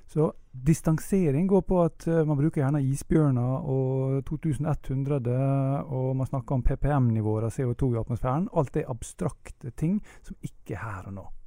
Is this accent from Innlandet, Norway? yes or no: no; Ålesund, Møre og Romsdal, Norway; vi mennesker vi har en stedsidentitet. Jeg er ålesunder, f.eks.